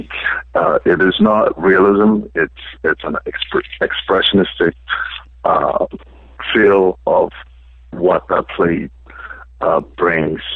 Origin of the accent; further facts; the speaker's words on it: South Africa; moved away as an adult; now in United States; I grew up in South Africa. I was born and brought up in South Africa